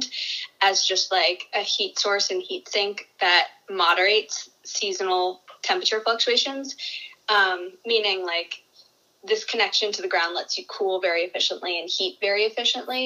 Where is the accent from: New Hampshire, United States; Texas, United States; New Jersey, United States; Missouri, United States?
New Hampshire, United States; I grew up in New Hampshire